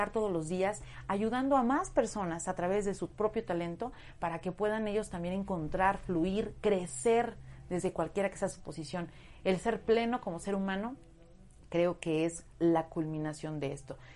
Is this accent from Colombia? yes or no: no; Puebla, Mexico; Y ya sabes, yo en mi, en mi pueblo decía, no, pues un casting, no, en Puebla, uy, no, no, no, esas cosas no